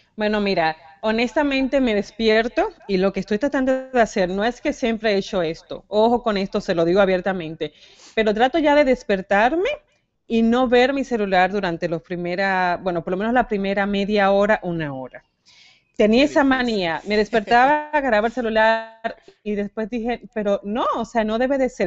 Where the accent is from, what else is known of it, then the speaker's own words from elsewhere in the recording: Dominican Republic; moved away as an adult; also born or lived in Santo Domingo; now in United States; venimos de República Dominicana